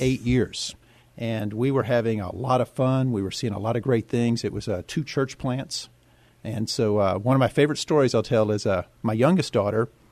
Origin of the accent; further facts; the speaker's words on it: Yoakum, Texas, United States; also born or lived in Houston, Texas; now in San Antonio, United States; she took me back to our little small town called Yoakum, Texas